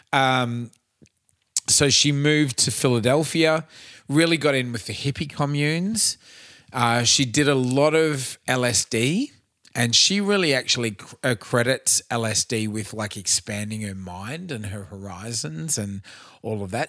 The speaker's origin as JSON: {"language": "English", "town": "Cairns", "region": "Queensland", "country": "Australia", "said": "I f- was from Cairns"}